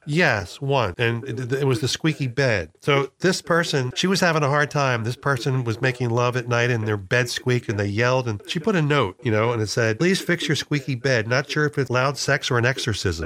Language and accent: English; Philadelphia area, Pennsylvania, United States; growing up in the Philadelphia area